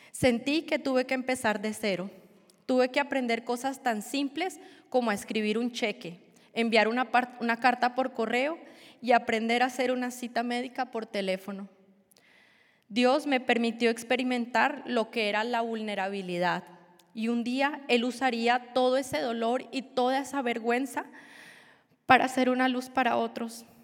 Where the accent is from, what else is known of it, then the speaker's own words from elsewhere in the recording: Colombia; moved away as an adult; now in United States; Nací y crecí en Colombia y cuando tenía 23 años emigré a los Estados Unidos. He vivido en Illinois por, más, por un poco más de 17 años.